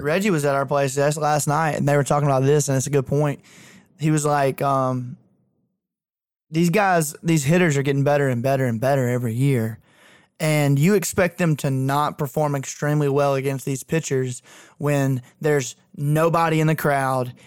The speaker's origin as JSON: {"language": "English", "area": "Isabella / Thorsby", "region": "Alabama", "country": "United States", "tie": "born or raised there", "said": "it's Isabella versus Thorsby in my hometown, and they're 1A schools"}